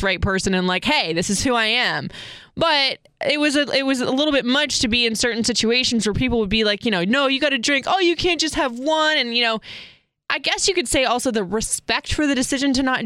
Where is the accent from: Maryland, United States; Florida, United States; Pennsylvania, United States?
Florida, United States; Seminole High when I grew up in Florida